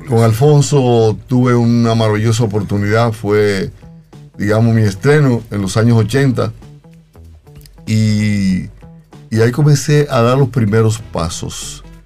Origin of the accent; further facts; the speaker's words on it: Pimentel, Duarte, Dominican Republic; yo soy oriundo de un pueblito a 22 kilómetros de San Francisco de Macorís, llamado Pimentel